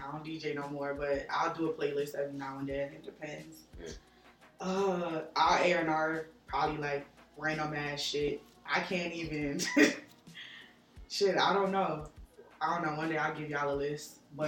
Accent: New York, United States; I'm originally from New York.

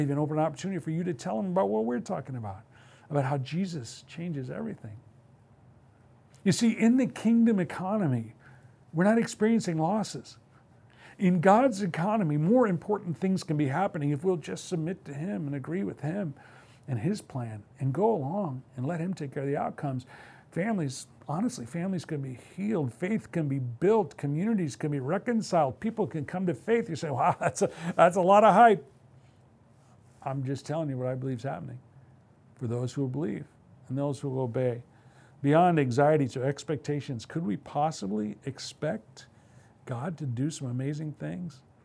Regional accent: Midwest, United States; now in West Coast, United States; I come from the Midwest

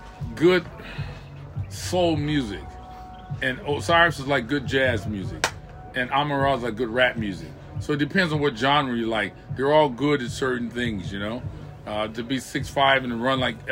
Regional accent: California, United States; I'm from California

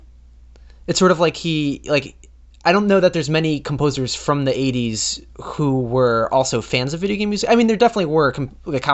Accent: United States; my perspective as an American

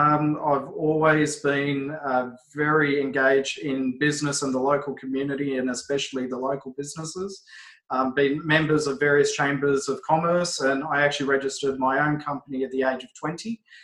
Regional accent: Epping, New South Wales, Australia; now in Arcadia, Australia; I grew up in Epping for virtually all my life, having moved to Arcadia only 3 years ago.

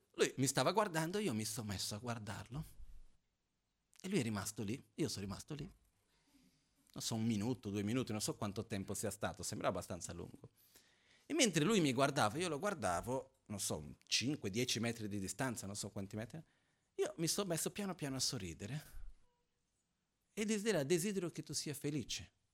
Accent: Brazil; moved away; Io sono brasiliano

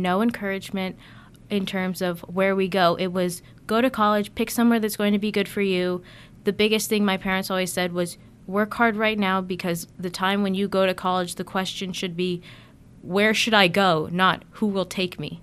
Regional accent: Buda, Texas, United States; moved away as an adult; I've been born and raised in Texas, lived in the same house my entire life.

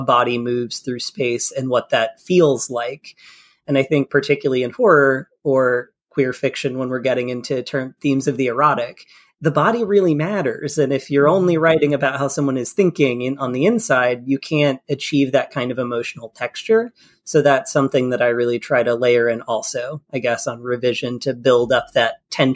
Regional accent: Kentucky, United States; also born or lived in England; I'm from Kentucky.

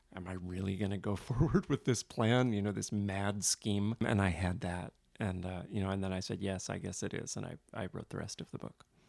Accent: New York City, New York, United States; for a kid growing up in New York City in the nineteen seventies and eighties

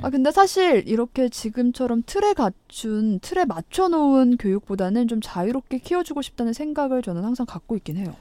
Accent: Chungcheong, South Korea; 제가 충청도인데 우리 충청도에서 이런 사투리 안 쓰거든요.

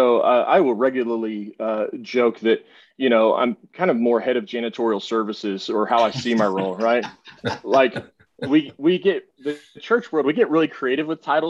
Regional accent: Texas, United States; moved away as an adult; also born or lived in Northwest Arkansas; I left to come back to Texas. I have to say God's country because I am a Texan

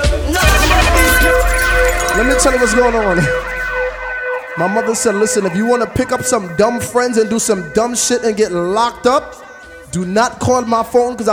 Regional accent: New York City, New York, United States; also born or lived in Mount Vernon, New York; I was born in Mount Vernon, New York, but I was raised uptown

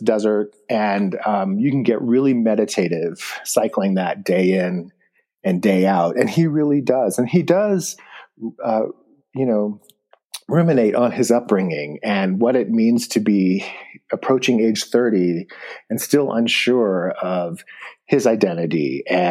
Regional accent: Bishop, California, United States; moved away as an adult; I grew up in Bishop, but I moved very far away from home as a young

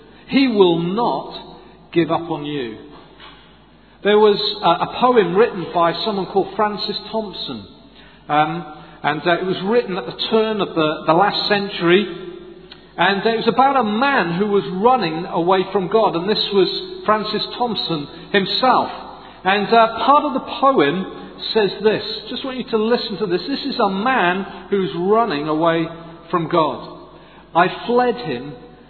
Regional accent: Swansea, Wales, United Kingdom; I'm from Swansea

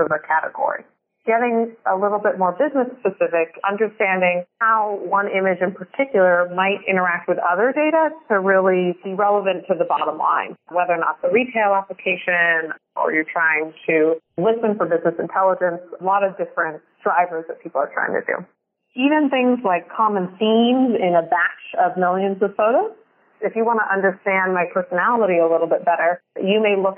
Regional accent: California, United States; my home state of drought-stricken California

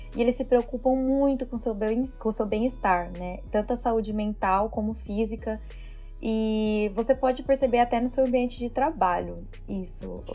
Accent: Brazil; moved away as an adult; now in Toronto, Canada; vim para o Canadá, primeira vez que eu saí do Brasil

